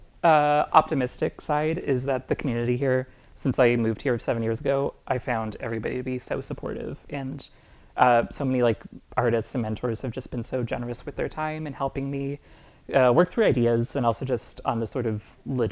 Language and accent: English; Moncton, New Brunswick, Canada; I grew up in Moncton, New Brunswick